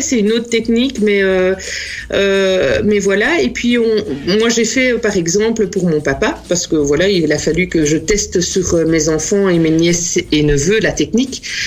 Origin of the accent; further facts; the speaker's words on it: Namur, Wallonia, Belgium; moi je suis namuroise